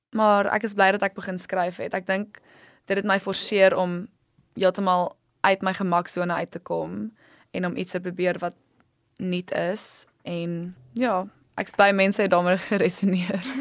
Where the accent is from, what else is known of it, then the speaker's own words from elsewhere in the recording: Stellenbosch, Western Cape, South Africa; moved away as an adult; also born or lived in New York; Ek het groot geword op Stellenbosch